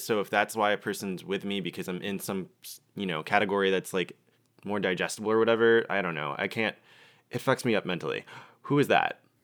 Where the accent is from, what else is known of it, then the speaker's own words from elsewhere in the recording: Georgia, United States; I'm from Georgia